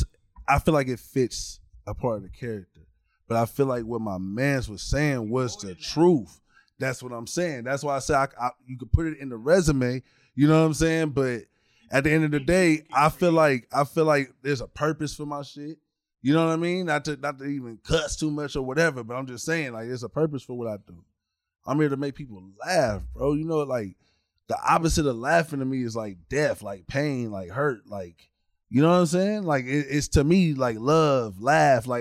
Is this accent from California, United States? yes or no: yes; Corona, California, United States; also born or lived in Pasadena, California / Los Angeles, California; originally I'm from the Valley area. I'm from Pasadena, Glendale, Pasadena, Burbank, all that. That's where I grew up at. Got raised all throughout L.A. then moved to Corona when I was 10